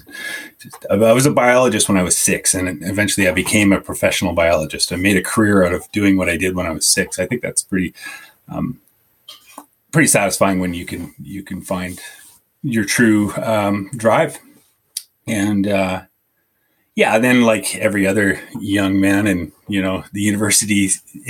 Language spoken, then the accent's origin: English; Southern Okanagan, British Columbia, Canada; I grew up in the Southern Okanagan